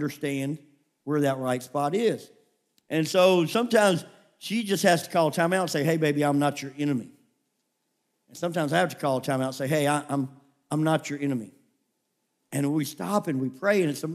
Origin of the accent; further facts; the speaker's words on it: Memphis, Tennessee, United States; also born or lived in California; I grew up in Memphis, Tennessee, and the neighborhood, it had its rough moments